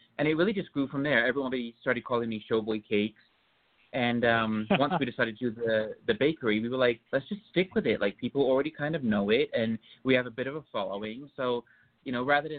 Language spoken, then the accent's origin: English; United Kingdom; moved away; I grew up in just outside of London in England